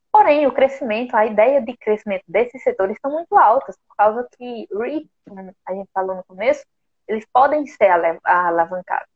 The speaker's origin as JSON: {"language": "Portuguese", "country": "Brazil", "said": "nós, como brasileiros"}